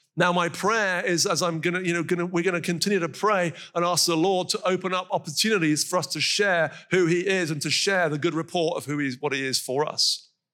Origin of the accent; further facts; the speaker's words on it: North Carolina, United States; moved away; from where I'm from in North Carolina, as you can tell from my accent